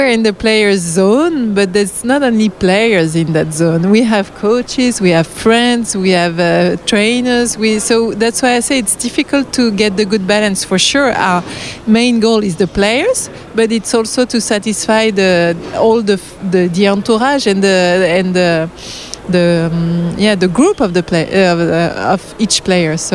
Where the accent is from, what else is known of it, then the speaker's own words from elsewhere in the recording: London, United Kingdom; Are you, are you English? Yeah, well, yes, we are from London.